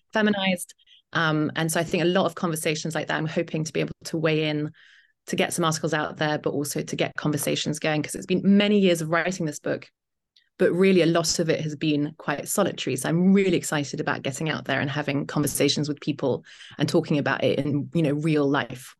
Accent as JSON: {"language": "English", "country": "United Kingdom", "also_born_or_lived": "Italy", "accent": "British", "moved": "as an adult", "lives_now": "Detroit, United States", "said": "I am indeed British"}